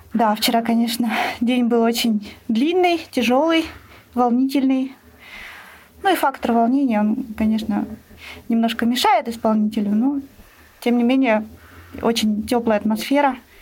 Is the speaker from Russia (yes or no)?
yes; Saint Petersburg, Russia; у нас в родном городе